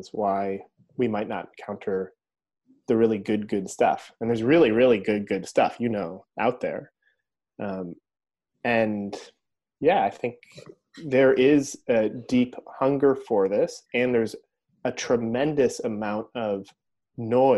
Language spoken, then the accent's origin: English; upstate New York, United States; moved away; I'm here at my mom's house in upstate New York right now.